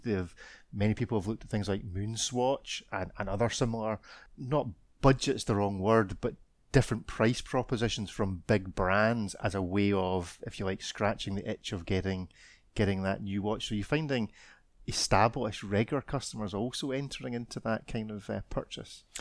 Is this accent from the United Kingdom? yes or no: yes; Scotland, United Kingdom; I'm Scottish